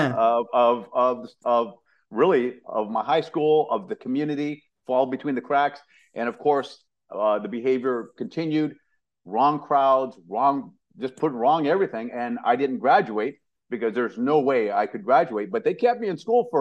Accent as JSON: {"language": "English", "town": "San Jose", "region": "California", "country": "United States", "also_born_or_lived": "Louisiana", "said": "I'm from San Jose, California, Northern California"}